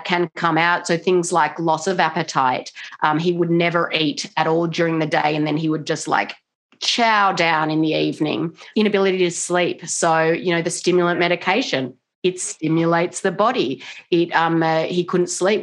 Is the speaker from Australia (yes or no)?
yes; Australia; now in Washington State, United States; I'm not originally from America. I'm from Australia, but I do live in Washington State